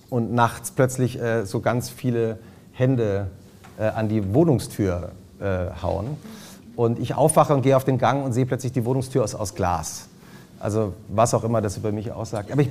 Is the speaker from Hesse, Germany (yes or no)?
yes; Butzbach, Hesse, Germany; Ich bin in Butzbach in der Weideschule in Hessen zur Schule gegangen